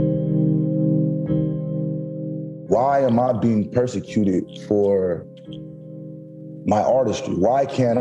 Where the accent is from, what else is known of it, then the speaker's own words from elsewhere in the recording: San Diego, California, United States; Born and raised in Southeast San Diego, a little on the tougher side